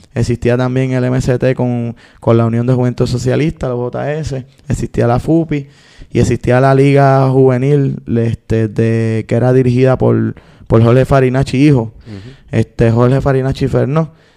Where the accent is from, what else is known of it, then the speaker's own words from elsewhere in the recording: San Juan, Puerto Rico; Soy nacido y criado allí, específicamente del bloque A la melaza